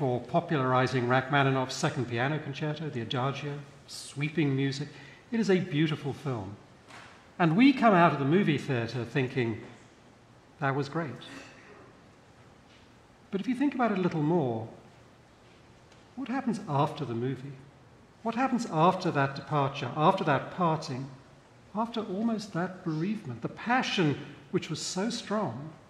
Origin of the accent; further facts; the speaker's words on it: United Kingdom; moved away; I'm British by birth